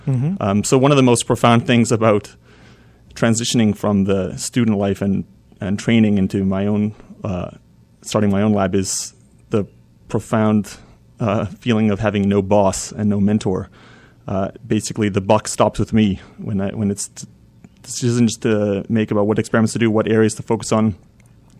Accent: Vancouver, British Columbia, Canada; moved away as an adult; also born or lived in Baltimore; now in Chapel Hill, United States; I grew up in Vancouver and did my training, first training there

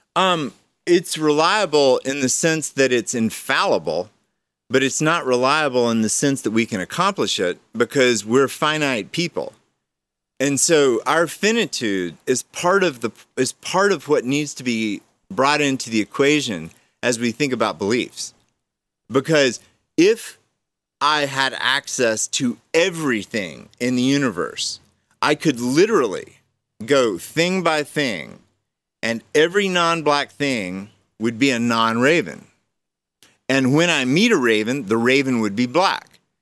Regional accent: Georgia, United States; I was raised in Georgia with a pastor dad

